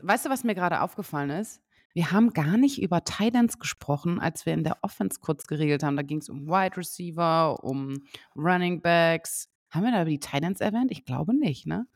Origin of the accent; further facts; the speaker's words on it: Osnabrück, Lower Saxony, Germany; moved away; Ich komme ja eigentlich aus Osnabrück